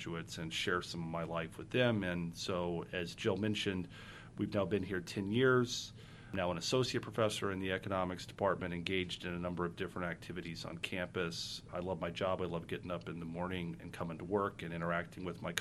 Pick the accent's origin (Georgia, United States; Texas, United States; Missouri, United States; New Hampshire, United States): Texas, United States; Houston; moved away as an adult; also born or lived in San Antonio, Texas / Ann Arbor, Michigan; now in South Bend, United States; I'm originally from Houston, Texas. I'm one of three children. My entire family still lives back in Houston